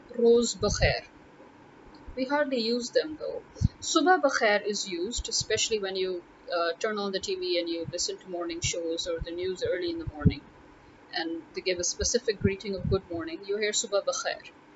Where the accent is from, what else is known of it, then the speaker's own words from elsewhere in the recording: Lahore, Punjab, Pakistan; I am from Lahore